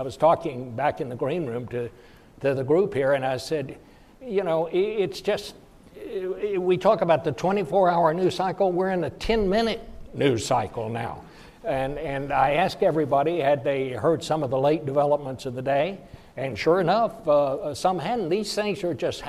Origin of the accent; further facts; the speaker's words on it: Fort Worth, Texas, United States; when I was growing up in Fort Worth